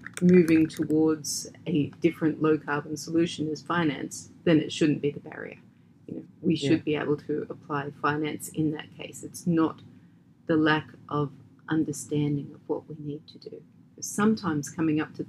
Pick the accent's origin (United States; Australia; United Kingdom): Australia; moved away; my home country is Australia